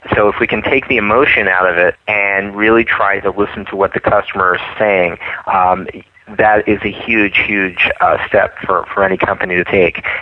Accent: East Coast, United States; moved away; I come from the East Coast where where people are very honest and straightforward

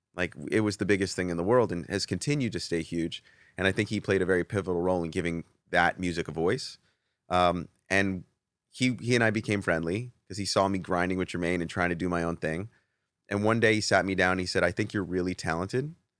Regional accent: East Coast, United States; moved away; also born or lived in Atlanta, Georgia; I was from the East Coast.

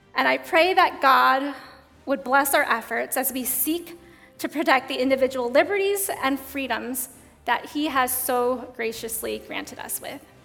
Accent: United States; growing up in the United States

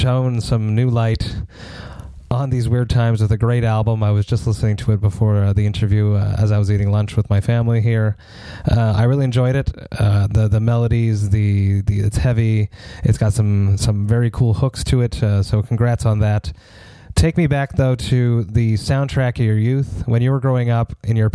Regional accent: Montreal, Quebec, Canada; I'm from Montreal, Quebec, Canada

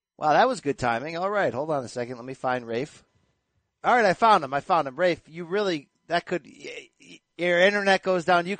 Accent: East Coast, United States; I was born on the East Coast

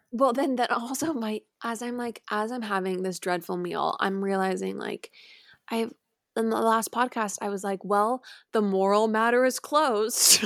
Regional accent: San Clemente, California, United States; moved away

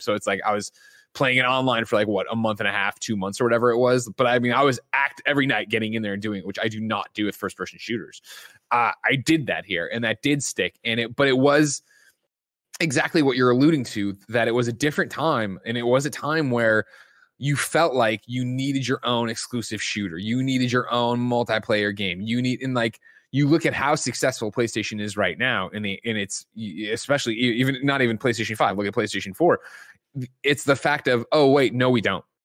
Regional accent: Illinois, United States

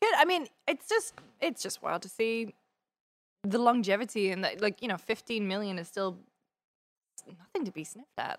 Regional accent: United Kingdom; I'm very British

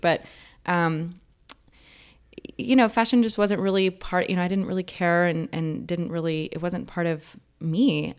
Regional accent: Vernon, Texas, United States; now in California, United States; growing up where I grew up in Vernon, Texas

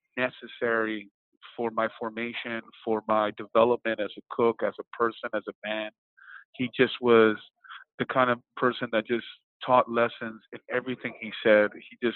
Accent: New York City, New York, United States; And then growing up in New York City and growing up in a restaurant household

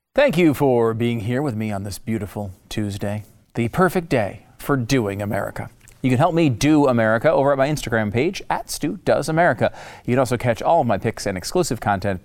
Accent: United States; as the American people

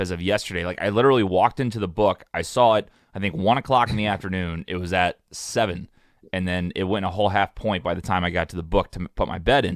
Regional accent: St. Louis, Missouri, United States; I'm from Saint Louis

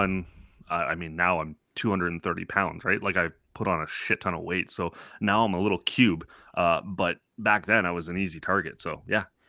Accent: Toronto, Ontario, Canada; growing up in Scarborough

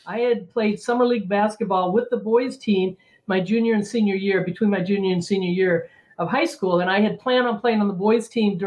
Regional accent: Southern California, United States; also born or lived in San Diego / Chicago; Growing up in Southern California

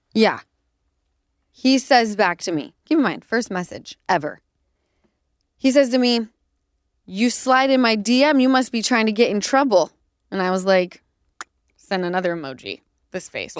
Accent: Utah, United States; moved away; I'm from Utah, like, we grew up on chain restaurants

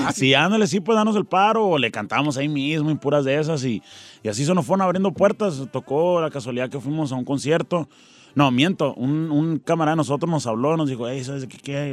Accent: Tucson, Arizona, United States; born or raised there; also born or lived in Nogales, Sonora

